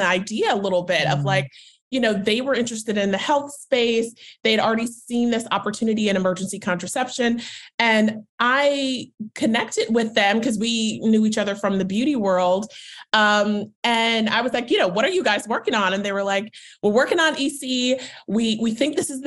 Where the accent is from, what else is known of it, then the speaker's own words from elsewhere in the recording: Charlotte, North Carolina, United States; moved away as an adult; also born or lived in Washington, D.C.; now in New York, United States; I'm originally from Charlotte, North Carolina